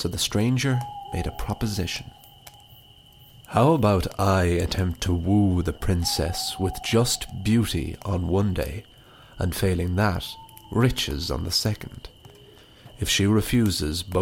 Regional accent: Wicklow, Leinster, Ireland; growing up in Wicklow

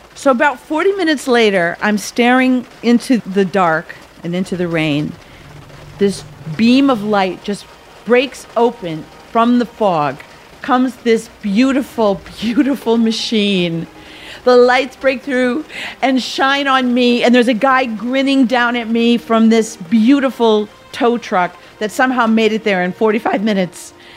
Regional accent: Wisconsin, United States; moved away as an adult; also born or lived in Australia / New York; in Wisconsin, where I grew up

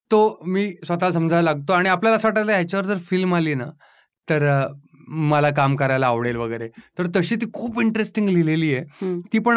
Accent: Pune, Maharashtra, India; accent: Pune tone; मी मूळचा पुण्याचा आहे

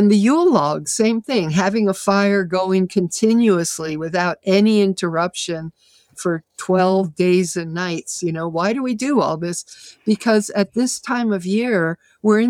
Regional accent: Massachusetts, United States

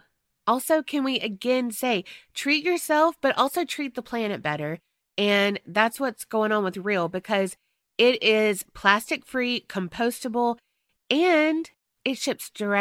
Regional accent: North Carolina, United States; But just to reintroduce myself to everyone … from North Carolina.

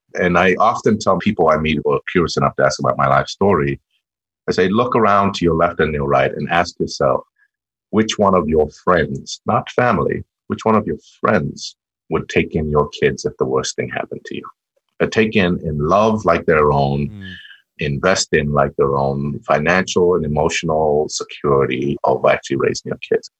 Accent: Tanzania; also born or lived in Trondheim, Norway; I'm a Tanzanian citizen.

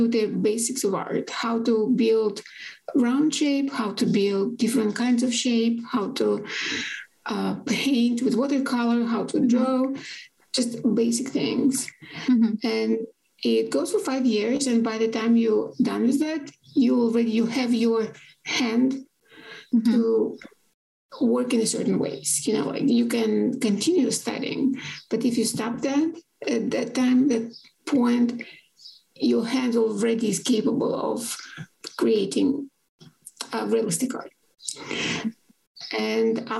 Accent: Yekaterinburg, Sverdlovsk Oblast, Russia; Academia in Yekaterinburg, in the place where I'm from.

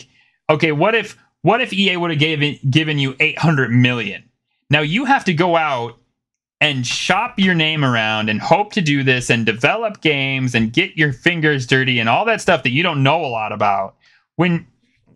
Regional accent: United States; I'm an American

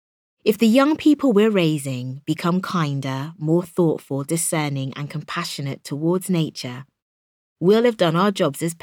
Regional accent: Minnesota, United States; now in United Kingdom; I was born and raised in Minnesota in the US. At weekends, we stayed with friends in the country and we'd have bonfires under the stars.

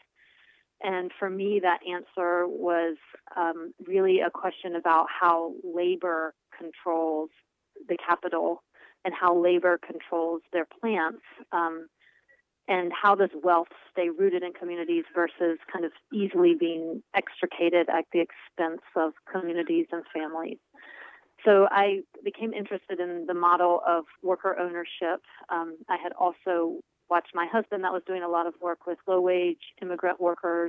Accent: Burke County, North Carolina, United States; I was born in Burke County, which is in out west, kind of the foothills of North Carolina. And I still live there

